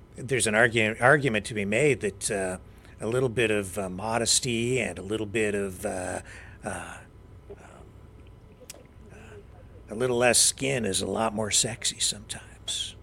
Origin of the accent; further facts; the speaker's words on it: London, Ontario, Canada; I grew up in London, Ontario